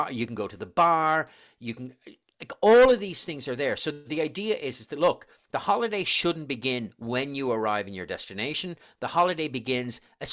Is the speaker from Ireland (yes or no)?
yes; Dublin, Leinster, Ireland; accent: Irish; moved away; you obviously can tell from my accent that I'm Irish